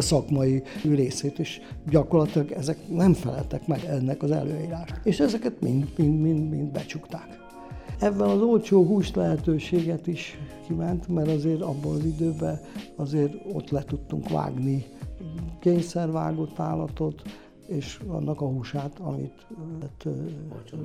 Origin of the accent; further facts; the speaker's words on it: Budapest, Hungary; moved away as an adult; also born or lived in Mezőfalva; now in Nagykarácsony, Hungary; Pesti létemre, mert én Pesten születtem, anyám is Pesti